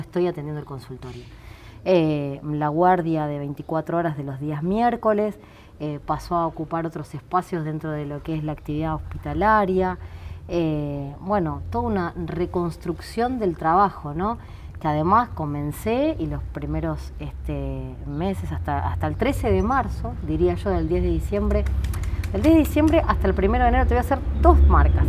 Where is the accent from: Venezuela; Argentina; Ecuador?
Argentina; Ramos Mejía, Buenos Aires Province; also born or lived in Mataderos, Buenos Aires; yo nací en, Mataderos, pero me crié en Ramos Mejía, en Buenos Aires.